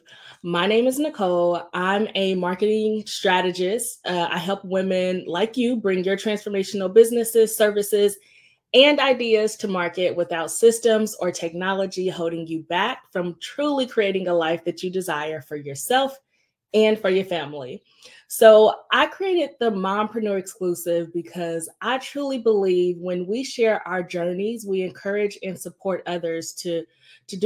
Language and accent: English; Indianapolis, Indiana, United States; moved away; my home state, Indianapolis, Indiana